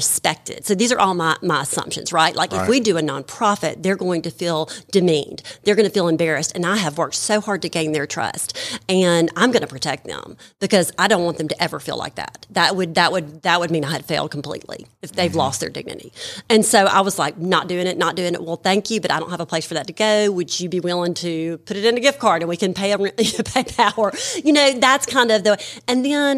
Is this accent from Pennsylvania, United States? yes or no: no; Madison, Mississippi, United States; also born or lived in Jackson, Mississippi; I'm from Jackson, Mississippi. Well, Madison, Mississippi.